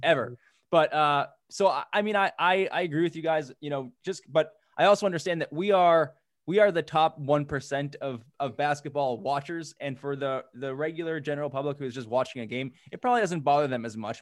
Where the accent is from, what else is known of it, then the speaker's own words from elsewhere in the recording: Boston, Massachusetts, United States; I'm from Boston too